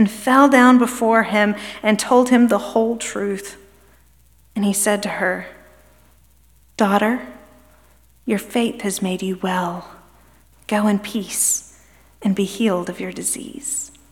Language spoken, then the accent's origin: English; Birmingham, Alabama, United States; moved away as an adult; also born or lived in Kentucky / New York State; now in Memphis, United States; We moved here from Birmingham, which is where my husband and I are both from originally